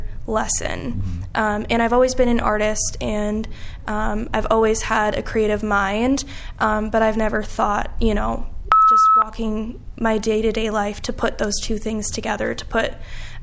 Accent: New York, United States; now in Quad Cities, United States; I'm not originally from the Quad Cities. I'm from New York, and I recall learning about the Holocaust in eighth grade

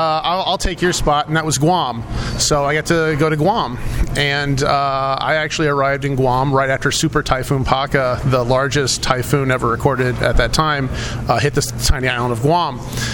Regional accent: Midwest, United States; moved away as an adult; also born or lived in St. Marys, Ohio; I was raised in the Quad Cities. I was born in Ohio. Okay. My mom is actually from the area. We can trace our roots back to this area when the Germans immigrated here over 200 years ago.

